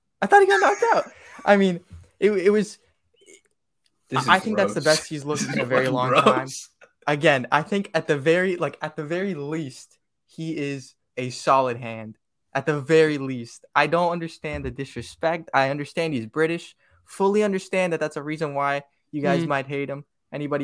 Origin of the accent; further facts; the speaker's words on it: United States; We're American.